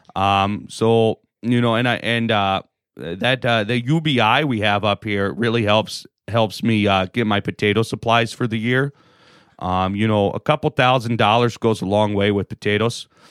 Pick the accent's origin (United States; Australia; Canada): United States; Alaska; I'm from Alaska